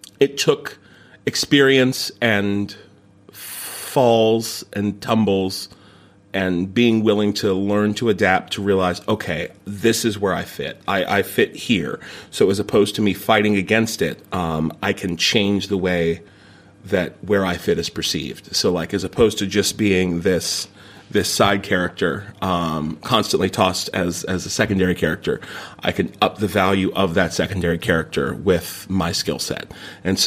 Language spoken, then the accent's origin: English; Morgantown, West Virginia, United States; moved away as an adult; also born or lived in New York City; now in London, United Kingdom; Since I was 8, I started taking improv classes in my hometown, in Morgantown, West Virginia